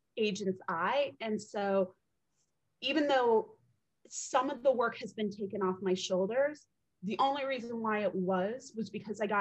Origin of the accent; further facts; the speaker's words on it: United States; We arrived when I was a baby in the US